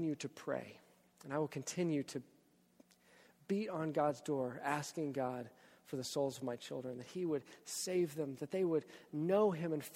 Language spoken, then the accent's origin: English; Texas, United States; moved away; I'm from Texas.